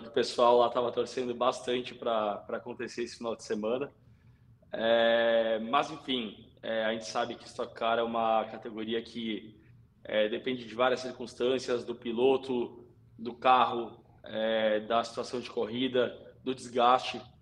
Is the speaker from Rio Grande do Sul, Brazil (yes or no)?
yes; Novo Hamburgo, Rio Grande do Sul, Brazil; eu sou gaúcho, eu sou de Novo Hamburgo, é, meus primeiros passos do kartismo foram em Tarumã